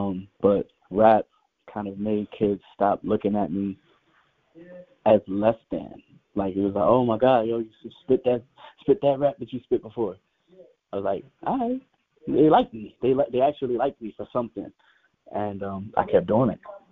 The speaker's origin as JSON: {"language": "English", "town": "Rochester", "region": "New York", "country": "United States", "tie": "born or raised there", "also_born_or_lived": "Chicago, Illinois", "said": "I was born in Chicago, Illinois, is how I got this name, but I spent my entire life in Rochester, New York, where I got my fame"}